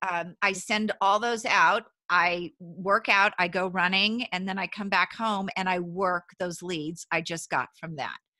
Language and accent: English; Paso Robles, California, United States; moved away as an adult; also born or lived in San Luis Obispo, California / Los Angeles, California; I actually grew up in Central California, Paso Robles, California